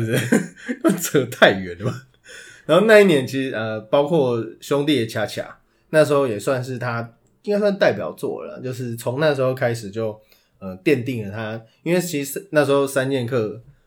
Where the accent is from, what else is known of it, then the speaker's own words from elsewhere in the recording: Taipei, Taiwan; 我是台北人